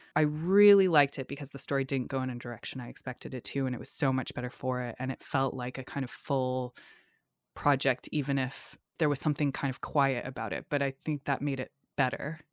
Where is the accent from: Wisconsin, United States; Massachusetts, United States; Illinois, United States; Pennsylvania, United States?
Massachusetts, United States; North Shore of; in the area where I grew up on the North Shore of Massachusetts